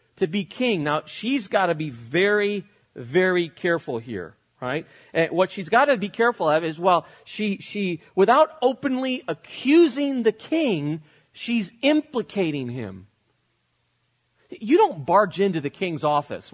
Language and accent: English; United States; I'm an American living in the 21st century